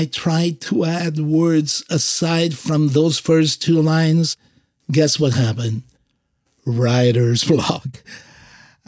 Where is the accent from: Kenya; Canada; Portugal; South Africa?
Portugal; Azores; moved away; also born or lived in San Francisco Bay Area; I am from the Azores, born in a group of islands that belong to Portugal called the Azores